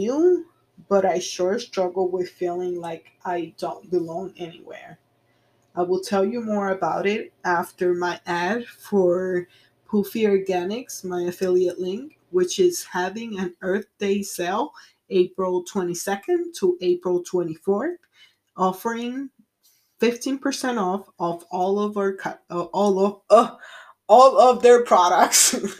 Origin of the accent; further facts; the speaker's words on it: Puerto Rico; also born or lived in United States; I came from Puerto Rico. I really don't feel like I belong there either. All of my life, I have been between Puerto Rico and the mainland, meaning United States.